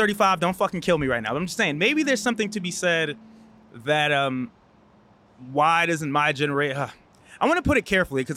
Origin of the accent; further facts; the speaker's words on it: New York City, New York, United States; moved away as an adult; also born or lived in Brooklyn, New York; now in Atlanta, United States; Born in Brooklyn, raised in Queens